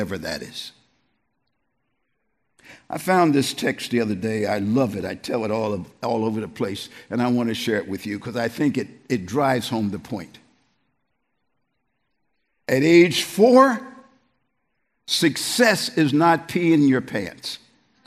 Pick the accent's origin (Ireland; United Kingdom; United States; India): United States; East Coast; moved away; also born or lived in New York area; I'm from the East Coast.